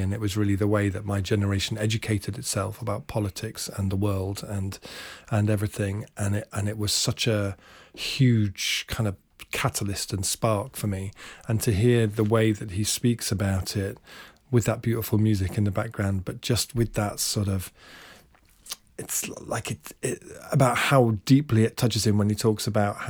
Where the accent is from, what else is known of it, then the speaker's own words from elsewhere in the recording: Hampton, London, United Kingdom; No, lived near there, lived near like Hampton, around that sort of area.